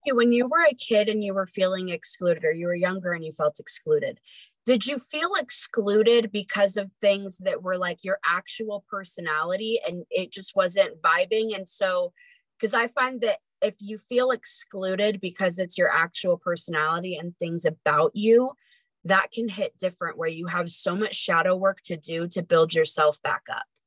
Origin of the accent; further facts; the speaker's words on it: near Lake Tahoe, California, United States; moved away as an adult; also born or lived in Sacramento, California; now in Idaho, United States; I was born in Sacramento, but I actually was raised up near Lake Tahoe.